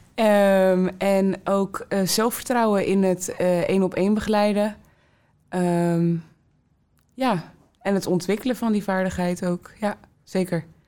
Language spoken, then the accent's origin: Dutch; Rotterdam, South Holland, Netherlands; ik ben geboren en getogen in Rotterdam Zuid